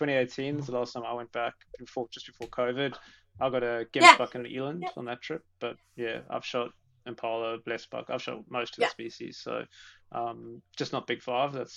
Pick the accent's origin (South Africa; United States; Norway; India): South Africa; now in Australia; I'm South African